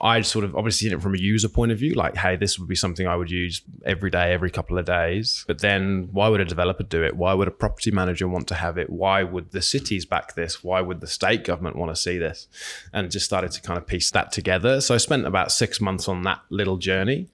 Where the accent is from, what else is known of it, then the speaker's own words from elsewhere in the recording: Northampton, East Midlands, United Kingdom; Born in a little little town called Northampton in the UK, right in the middle of England